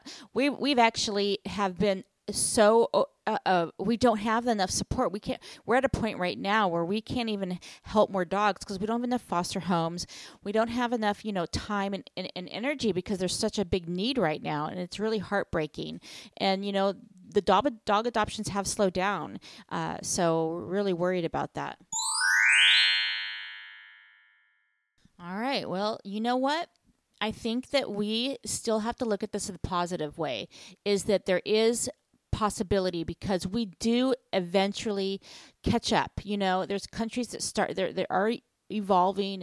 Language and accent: English; United States; to be American.